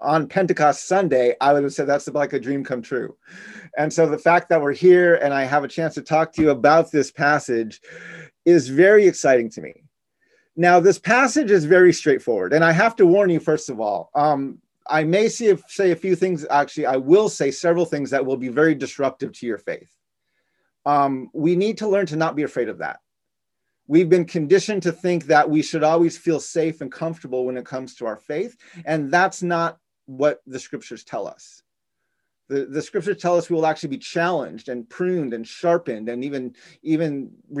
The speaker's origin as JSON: {"language": "English", "region": "Navajo Nation", "country": "United States", "moved": "yes", "lives_now": "Washington, D.C., United States", "said": "in our Navajo culture, we're matrilineal"}